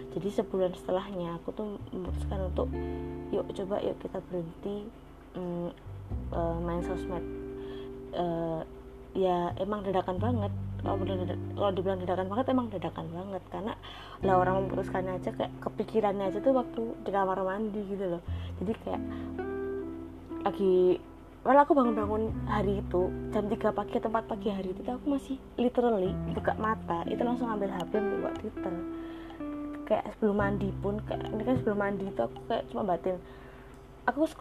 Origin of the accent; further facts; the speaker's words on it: Surakarta, Central Java, Indonesia; masuk ke Indonesia apalagi ke Solo ke kotaku yang uh, notabene Solo itu adalah kota pertama yang mencanangkan kejadian luar biasa corona gitu di Indonesia